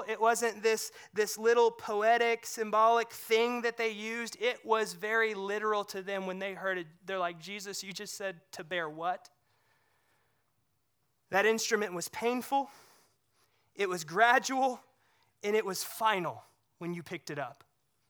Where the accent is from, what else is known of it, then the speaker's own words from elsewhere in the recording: Missouri, United States; I grew up near the Lake of the Ozarks in Missouri